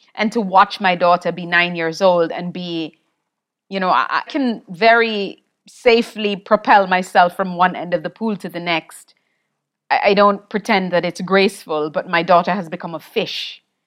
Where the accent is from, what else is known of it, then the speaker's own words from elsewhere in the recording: Jamaica; I grew up in Jamaica